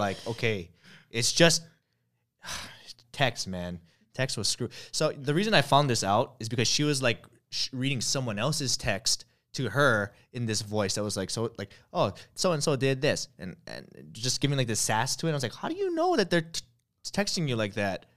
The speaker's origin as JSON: {"language": "English", "region": "Hawaii", "country": "United States", "tie": "born or raised there", "said": "I grew up in Hawaii"}